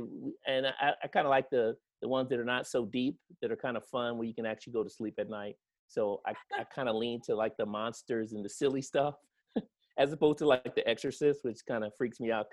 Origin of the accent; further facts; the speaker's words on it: Yeadon, Pennsylvania, United States; moved away as an adult; now in Pasadena, United States; I'm originally from Pennsylvania, a small town called Yaden, Pennsylvania